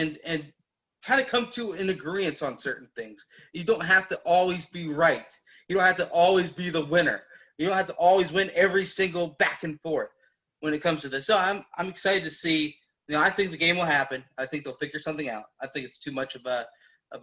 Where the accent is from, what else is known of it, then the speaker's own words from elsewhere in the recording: Cincinnati, Ohio, United States; now in Indianapolis, United States; I was born in Cincinnati, raised in Cincinnati, moved to Indianapolis